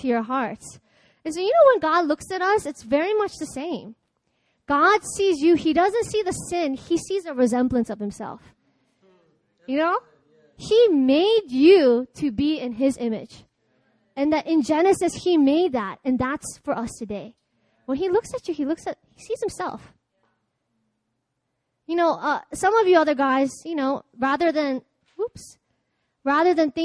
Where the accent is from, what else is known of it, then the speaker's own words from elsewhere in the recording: Baltimore, Maryland, United States; moved away; I'm from Baltimore